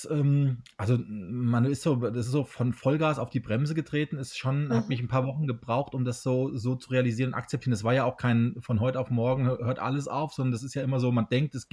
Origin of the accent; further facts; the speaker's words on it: Hesse, Germany; now in Berlin, Germany; kann hier in meiner Hausisolation in Hessen. Also ich bin nicht äh, in Berlin momentan, sondern in meiner Heimat